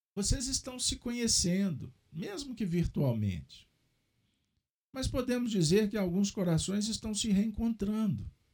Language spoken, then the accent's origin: Portuguese; Minas Gerais, Brazil; como um bom mineiro